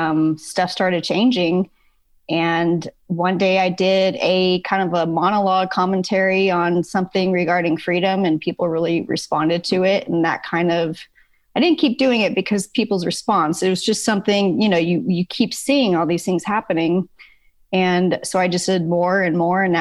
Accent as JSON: {"language": "English", "region": "California", "country": "United States", "moved": "yes", "lives_now": "Texas, United States", "said": "I'm from California originally"}